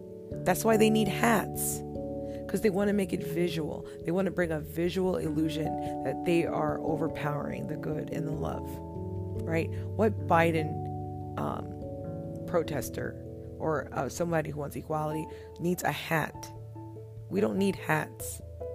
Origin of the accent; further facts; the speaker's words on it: United States; as an African-American woman